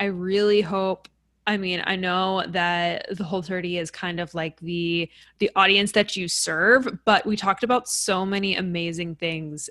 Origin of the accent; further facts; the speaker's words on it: New York, United States; I'm from New York